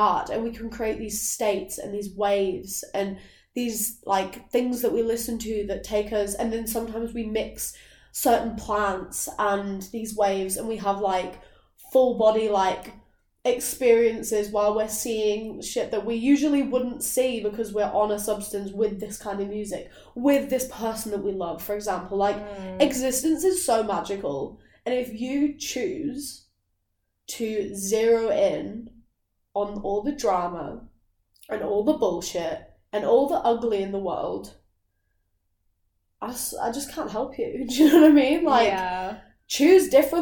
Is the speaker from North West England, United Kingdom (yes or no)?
yes; Lake District, North West England, United Kingdom; moved away; also born or lived in London; I am actually from, like, a very beautiful place in England. Like, I'm from the Lake District